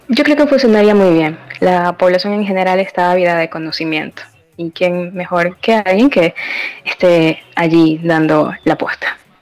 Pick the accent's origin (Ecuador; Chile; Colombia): Ecuador; la población aquí de Ecuador es de bajos recursos